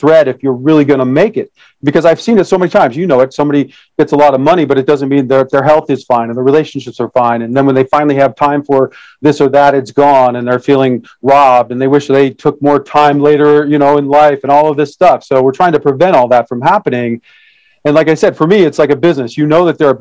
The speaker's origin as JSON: {"language": "English", "town": "Detroit", "region": "Michigan", "country": "United States", "tie": "born or raised there", "said": "I was born in Detroit, Michigan, in 1966"}